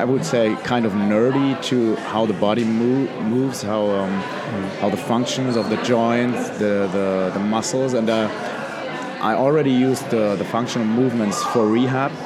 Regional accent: Neckarsteinach, Hesse, Germany; also born or lived in Heidelberg; I was born in Heidelberg. It's near Mannheim, Frankfurt in Germany. And I was raised in Neckarsteinach

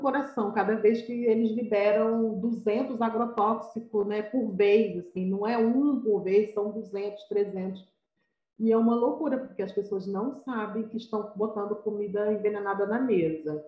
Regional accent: Iguatu, Ceará, Brazil; moved away as an adult; now in Rio de Janeiro, Brazil; eu sou uma nordestina cearense, vim lá de Iguatu, interior do Ceará. Desde 87 eu vim para o Rio, eu vim com 18 anos

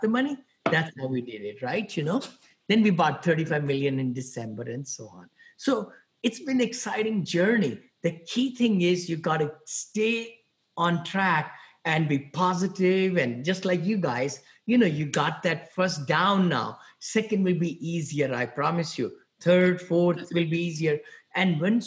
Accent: India; moved away as an adult; also born or lived in Ohio / San Francisco area, California; now in San Francisco, United States; I'm from India originally. I came out here about 40 some years back with $7

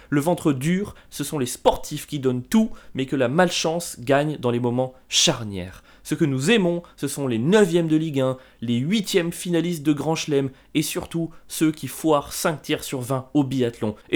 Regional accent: France; Nous n'aimons pas les {S1} premiers, {S0} ce qui en tant que Français est assez facile à faire.

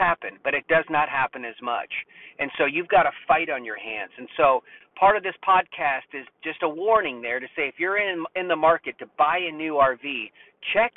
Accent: Florida, United States; now in North Carolina, United States; I'm from Florida, but I live in North Carolina

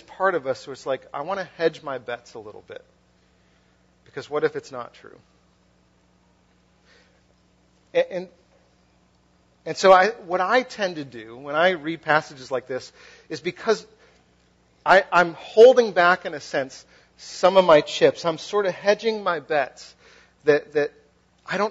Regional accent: Western Massachusetts, United States; also born or lived in Philadelphia; now in New Jersey, United States; I'm from New England. I'm from like Western Massachusetts.

